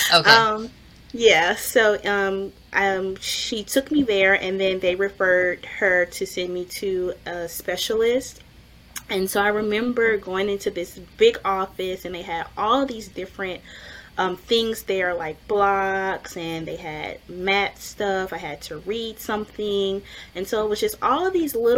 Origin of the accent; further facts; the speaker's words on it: Louisiana, United States; we're from Louisiana, so we love the crawfish